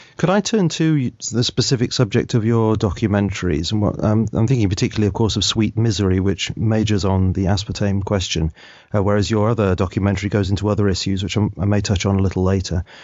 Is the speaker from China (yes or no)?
no; United Kingdom; I'm a Brit, so I'm bound to say aspartame occasionally rather than aspartame.